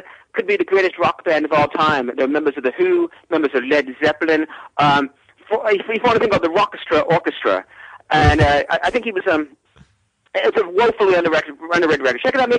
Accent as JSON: {"language": "English", "region": "England", "country": "United Kingdom", "said": "No. We're all from England."}